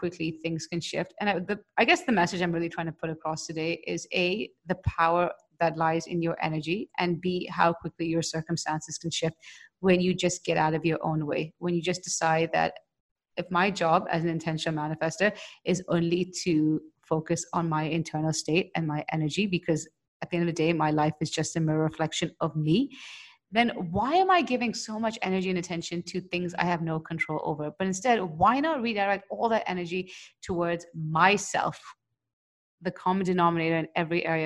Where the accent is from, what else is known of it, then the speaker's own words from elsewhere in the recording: India; I'm an Indian